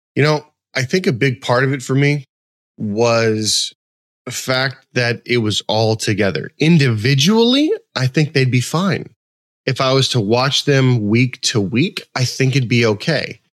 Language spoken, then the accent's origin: English; West Coast, United States; moved away; I grew up on the West Coast.